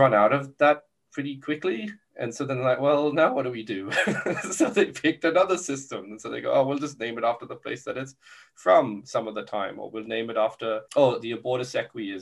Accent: Brisbane, Queensland, Australia; there's one in Brisbane. So my hometown gets represented as well.

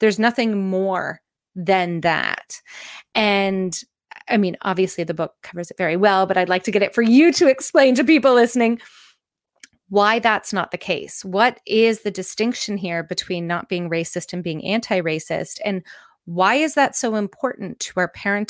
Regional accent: Canada; I'm Canadian

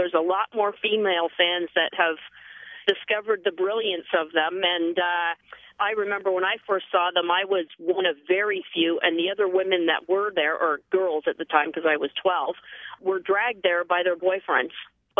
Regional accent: Canada; Canadians are fiercely, fiercely loyal people of their country and of what we produce out of our country.

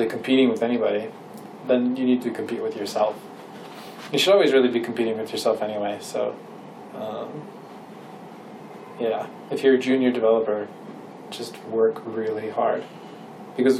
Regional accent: Minnesota, United States; now in California, United States; growing up in Minnesota

